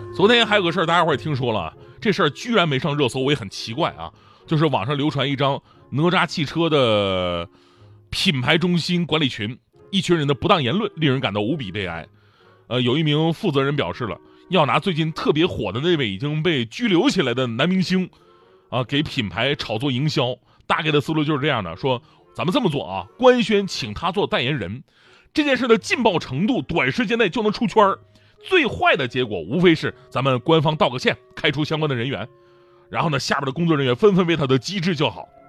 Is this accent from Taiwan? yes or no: no; Northeast China, China; 我作为一个东北人